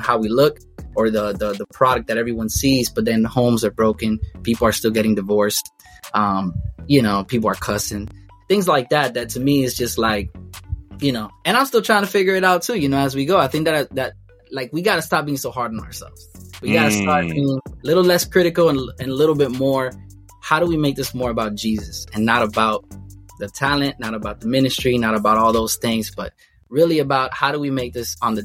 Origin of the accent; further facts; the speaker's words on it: Miami, Florida, United States; I'm from Miami